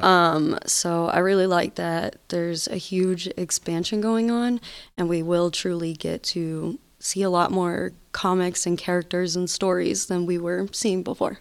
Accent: Atlanta, Georgia, United States; moved away as an adult; now in Nevada, United States; I'm from Atlanta, Georgia. I just moved out to Nevada last year

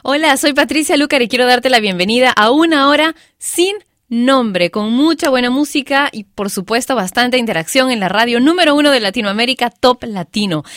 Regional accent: Lima, Peru; en mi país, bueno, en mi ciudad, en Lima

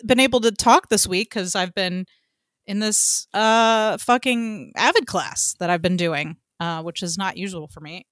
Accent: Atlanta, Georgia, United States; as a Atlantean

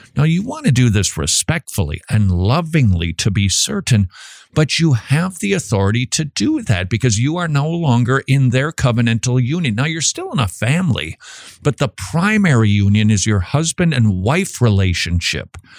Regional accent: Minnesota, United States; I'm from Minnesota

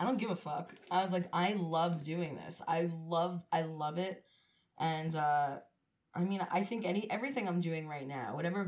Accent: Cedarhurst, New York, United States; I'm from Cedarhurst, not to be confused with Lindenhurst, which is a completely different town, not even near it.

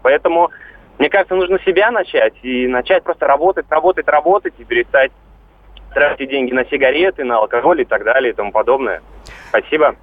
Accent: Saint Petersburg, Russia; я вот сам из Санкт-Петербурга

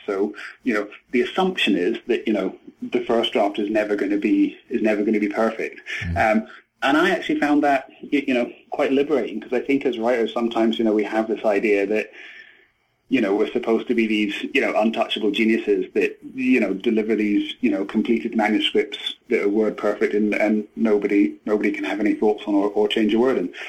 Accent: Edinburgh, Scotland, United Kingdom; moved away as an adult; I'm from Edinburgh in Scotland

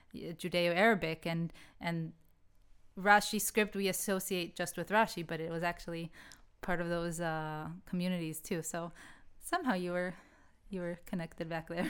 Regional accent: United States; When I grew up in the States, I grew up only in Ashkenazi schools

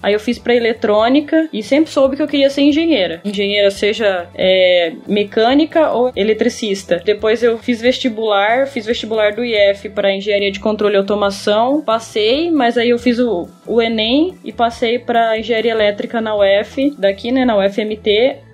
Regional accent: Cuiabá, Mato Grosso, Brazil; eu nasci em Cuiabá, Mato Grosso, e eu moro atualmente aqui mesmo, em Cuiabá

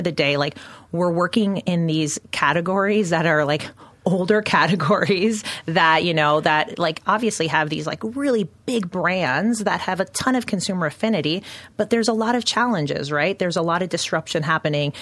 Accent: Canada; moved away; originally from Canada. So you'll hear it in my accent.

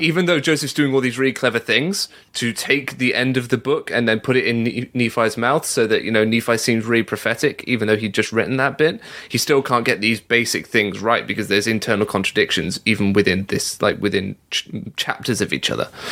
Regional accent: England, United Kingdom; being a Mormon growing up in England

